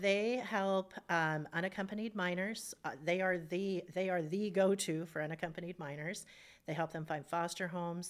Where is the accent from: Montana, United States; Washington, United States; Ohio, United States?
Washington, United States; Spokane; I grew up in Hilliard